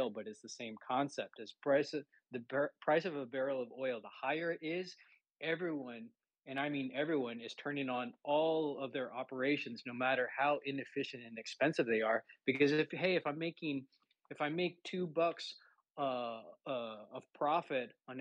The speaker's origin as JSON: {"language": "English", "region": "Texas", "country": "United States", "tie": "born or raised there", "also_born_or_lived": "Oklahoma", "said": "growing up in Texas and going to school in Oklahoma"}